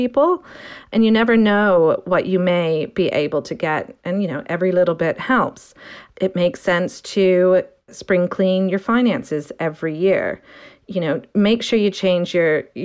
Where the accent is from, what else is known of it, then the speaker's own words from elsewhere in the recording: Canada; moved away as an adult; now in United Kingdom; I'm Canadian and I moved to the UK about 20 years ago